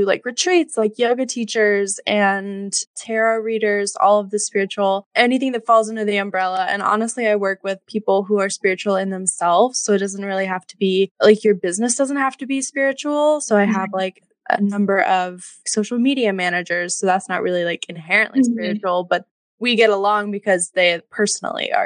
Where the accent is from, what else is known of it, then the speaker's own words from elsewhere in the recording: Alabama, United States; moved away as an adult; also born or lived in Yonkers, New York; now in New York, United States; I live in New York. I'm originally from Alabama, but been here for about 2.5 years.